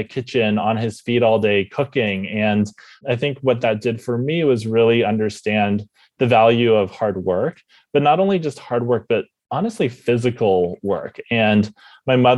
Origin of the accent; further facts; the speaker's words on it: Bay Area, California, United States; grew up in the Bay Area, California, born and raised